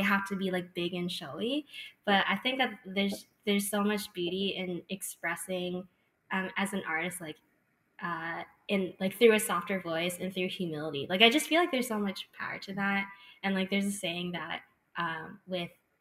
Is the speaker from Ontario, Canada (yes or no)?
yes; Mississauga, Ontario, Canada; I grew up in Mississauga